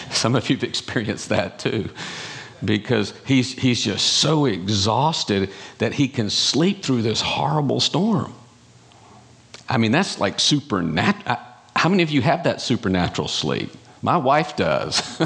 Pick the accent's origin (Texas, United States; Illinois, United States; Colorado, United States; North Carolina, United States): North Carolina, United States; I'm from North Carolina, in case you didn't catch that accent